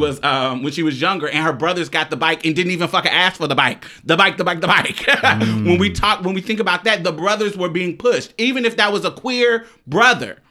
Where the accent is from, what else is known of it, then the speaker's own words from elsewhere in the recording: Chicago, Illinois, United States; I'm from the South Side of Chicago